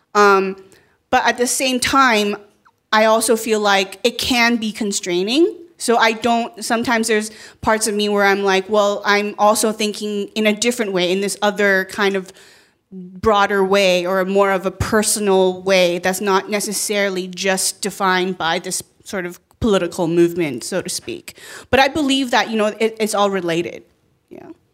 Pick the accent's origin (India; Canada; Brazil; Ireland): Canada; moved away as an adult; also born or lived in China; now in United States; being a first generation immigrant from China and I grew up in Canada and then living here